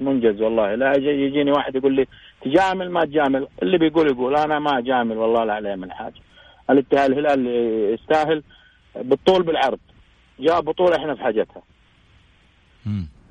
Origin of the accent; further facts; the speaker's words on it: Saudi Arabia; إحنا كسعوديين